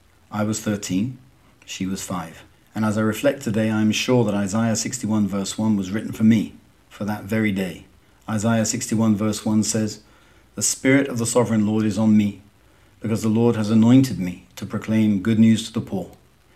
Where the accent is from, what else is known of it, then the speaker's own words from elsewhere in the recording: Southampton, South East England, United Kingdom; accent: southern Southampton; moved away as an adult; now in Fortaleza, Brazil; I'm English by origin, but I have lived in Brazil for 23 years, and so I'm afraid my strong southern Southampton accent has gone away.